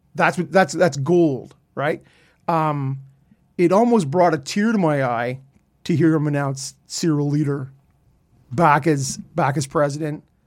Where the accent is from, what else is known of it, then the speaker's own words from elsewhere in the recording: Canada; so we're all Canadian